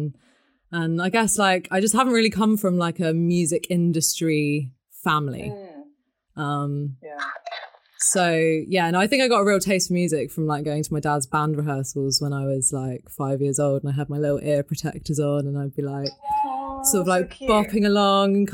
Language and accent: English; Devon, South West England, United Kingdom; I grew up in Devon